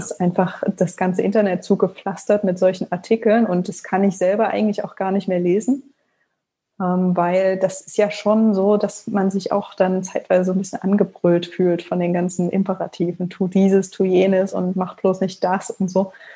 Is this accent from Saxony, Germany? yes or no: yes; Leipzig, Saxony, Germany; also born or lived in Frankfurt (Oder); ich komme aus Leipzig gebürtig und ähm, ja, habe hier Abi gemacht